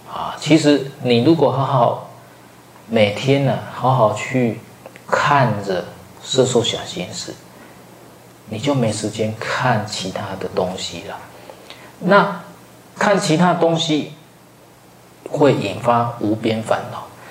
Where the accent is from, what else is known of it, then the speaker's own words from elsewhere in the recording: Taiwan; 我们台湾人